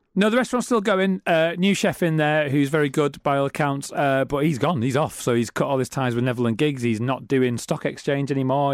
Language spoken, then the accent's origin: English; Middlesbrough, North East England, United Kingdom; now in Manchester, United Kingdom; I'm from Middlesbrough